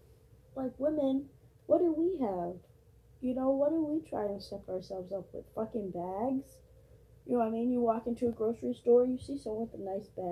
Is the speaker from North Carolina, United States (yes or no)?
no; Massachusetts, United States; I'm from Massachusetts.